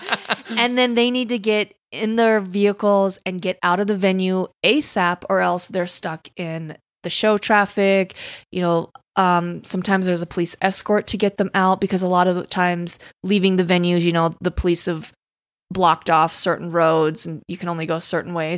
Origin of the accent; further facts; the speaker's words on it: Casper, Wyoming, United States; moved away; growing up in Casper, Wyoming